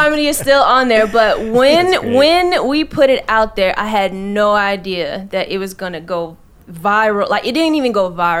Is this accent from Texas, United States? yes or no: no; Atlanta, Georgia, United States; Yeah, I came from Atlanta. That's a hot spot, but I came up here specifically for training.